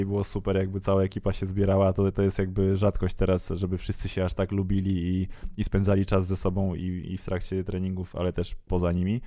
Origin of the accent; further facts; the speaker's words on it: Warsaw, Masovian Voivodeship, Poland; jestem z Warszawy